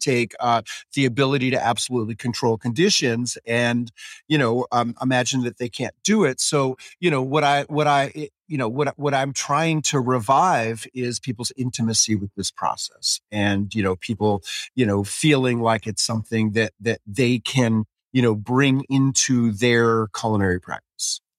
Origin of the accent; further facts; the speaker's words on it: New York City, New York, United States; I grew up in New York City, on the Upper West Side